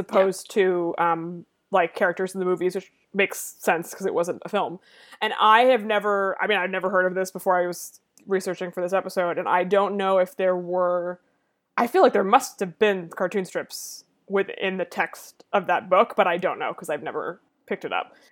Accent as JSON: {"language": "English", "country": "United States", "said": "I am an American person over the age of, I don't know, twenty-seven"}